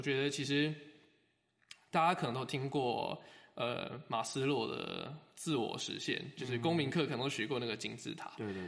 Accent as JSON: {"language": "Chinese", "country": "Taiwan", "said": "我是台湾人，又，呃，做生物"}